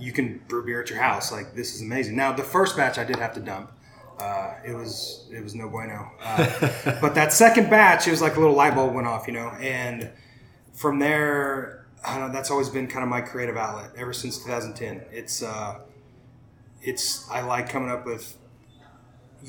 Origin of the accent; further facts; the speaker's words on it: Shattuck, Oklahoma, United States; now in Oklahoma City, United States; Grew up in the metropolis of Shattuck, Oklahoma